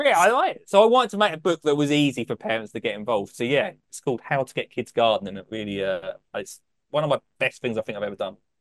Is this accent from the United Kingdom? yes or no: yes; Essex, East of England, United Kingdom; I'm from Essex